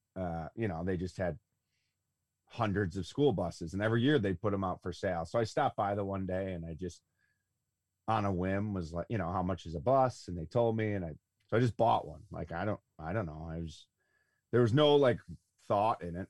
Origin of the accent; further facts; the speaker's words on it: Buffalo, New York, United States; I'm from Buffalo, New York